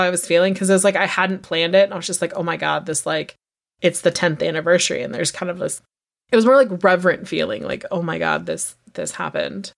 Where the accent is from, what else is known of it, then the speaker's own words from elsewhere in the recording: United States; we as Americans